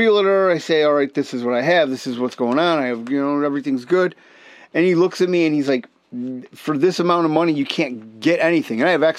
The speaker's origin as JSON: {"language": "English", "country": "United States", "said": "I love being an American."}